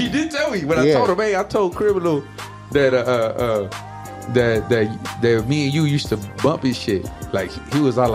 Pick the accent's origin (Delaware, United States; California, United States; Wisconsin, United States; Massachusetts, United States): California, United States; Inglewood; growing up in Inglewood